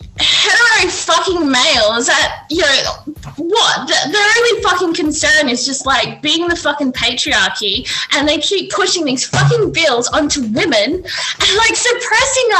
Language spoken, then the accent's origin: English; Australia; we, as in Australian citizens